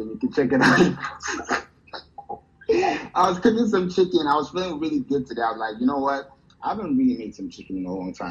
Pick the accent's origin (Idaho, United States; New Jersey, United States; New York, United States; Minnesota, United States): New York, United States; and I'm from New York, so.